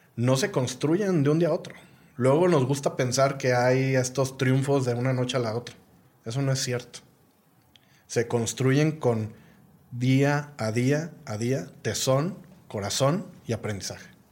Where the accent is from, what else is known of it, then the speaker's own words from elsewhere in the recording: Guadalajara, Jalisco, Mexico; moved away as an adult; also born or lived in Mexico City / Mali / Burkina Faso / Senegal; yo ya estaba viviendo en Ciudad de México, soy de Guadalajara, me encanta Guadalajara